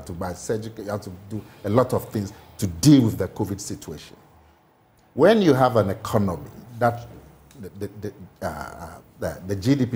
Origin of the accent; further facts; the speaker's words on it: Ghana; I am a Ghanaian.